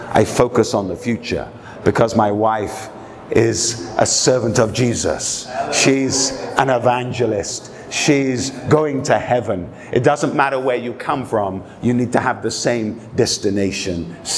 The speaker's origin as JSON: {"language": "English", "region": "England", "country": "United Kingdom", "tie": "born or raised there", "said": "I was brought up, I was raised in England. My father was a general in the British Army. I traveled from London, Oxford, Hong Kong, Moscow, Helsinki, many capital cities in the world"}